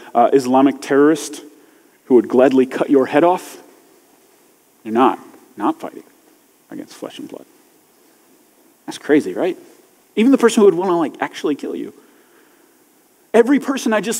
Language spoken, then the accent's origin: English; United States; I'm American and I'm a Christian